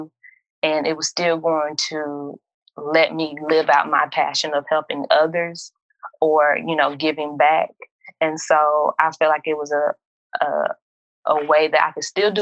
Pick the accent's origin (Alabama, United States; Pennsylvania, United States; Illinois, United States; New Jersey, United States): Alabama, United States; Montgomery; I'm from Montgomery, but my family is from Tennessee and Kentucky.